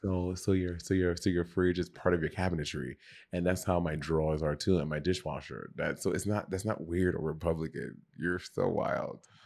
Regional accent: St. Lucia; also born or lived in New York; now in Los Angeles, United States; When I grew up with dogs in St. Lucia

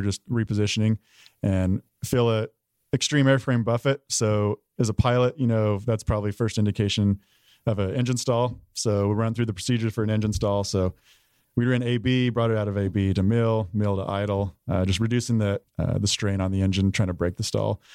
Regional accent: Price, Utah, United States; moved away as an adult; also born or lived in Tucson, Arizona / Oklahoma / Korea / Shaw; I'm from Utah, a small town called Price

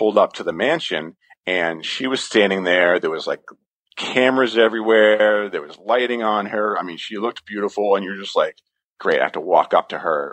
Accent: Cape Cod, Massachusetts, United States; I'm from Massachusetts. I'm from Cape Cod

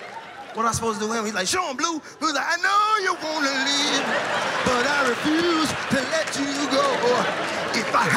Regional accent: Chicago, Illinois, United States; raised on South Side

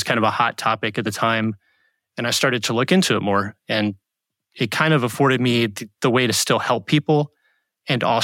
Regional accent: Hampton Roads, Virginia, United States; also born or lived in Charlottesville, Virginia; I grew up in Hampton Roads, Virginia

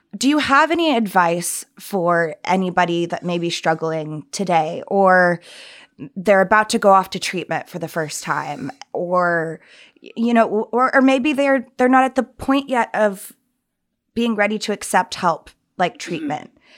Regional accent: the South, United States; growing up in the South

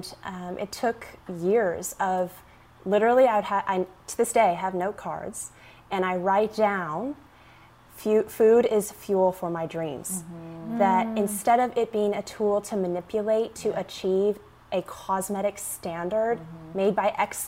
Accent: Arkansas, United States; growing up in Arkansas on a farm with 100 chickens

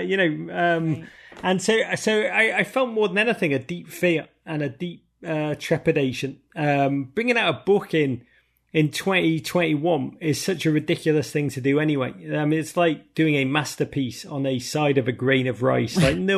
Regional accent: Los Angeles, California, United States; You know, I grew up in LA and I love ….

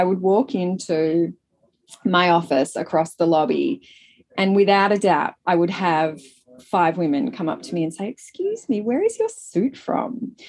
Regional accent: Melbourne, Victoria, Australia; So Sarah Blank, my business partner, and I grew up in Australia, in Melbourne, and wearing the brand.

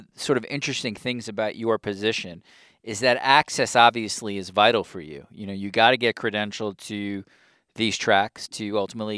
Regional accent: New York, United States; growing up as a New Yorker

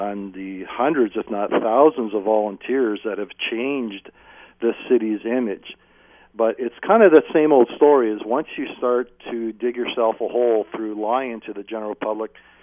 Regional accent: Hamilton, Ontario, Canada; being born and raised in Hamilton

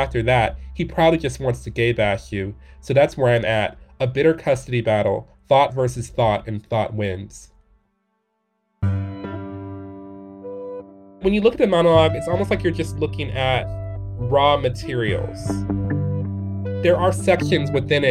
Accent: Detroit, Michigan, United States; moved away; I'm from Detroit, Michigan originally

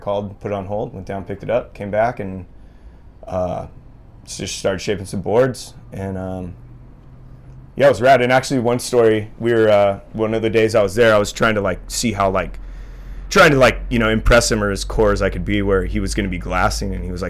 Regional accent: Santa Barbara, California, United States; I grew up in Santa Barbara, and so there's a lot of, you know, like shaping history out of Santa Barbara area

